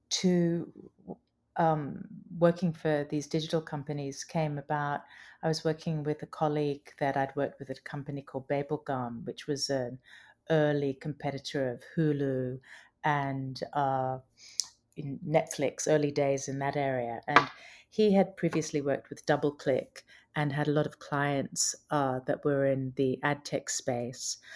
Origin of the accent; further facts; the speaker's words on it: Brisbane, Queensland, Australia; moved away as an adult; also born or lived in England / London; I was born in England, and I have Australian parents, and I grew up in Brisbane, Australia, and then I spent a lot of my adult life in in London, which is where I trained as a lawyer.